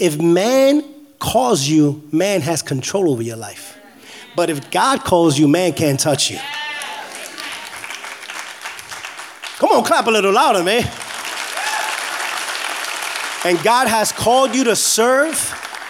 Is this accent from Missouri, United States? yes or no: no; New York City, New York, United States; also born or lived in New England; now in Florida, United States; I grew up in the South Bronx in the projects